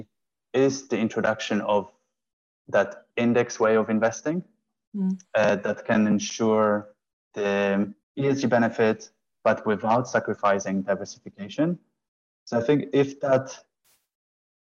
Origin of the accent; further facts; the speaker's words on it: Poland; moved away as an adult; also born or lived in Italy; now in London, United Kingdom; I'm originally from Poland, studied in Italy, and then moved to London in 2009.